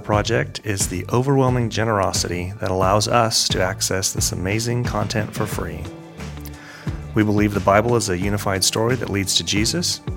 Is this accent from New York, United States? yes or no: no; Pleasanton, California, United States; I'm from Pleasanton, California.